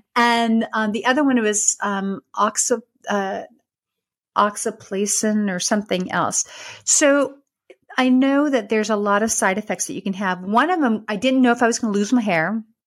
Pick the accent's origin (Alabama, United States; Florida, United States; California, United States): California, United States; Dixon; moved away as an adult; now in Texas, United States; I was from Northern California, lived in this very small town called Dixon